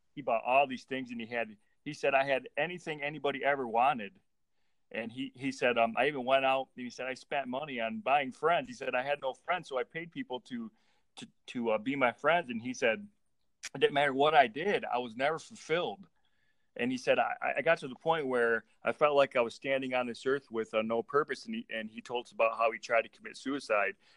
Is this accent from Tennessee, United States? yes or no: no; Michigan, United States; we're from Michigan